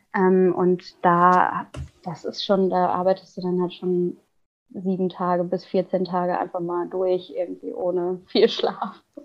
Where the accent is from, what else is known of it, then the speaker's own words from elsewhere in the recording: Ruhr area, North Rhine-Westphalia, Germany; now in Cologne, Germany; aufgewachsen bin ich im Ruhrgebiet.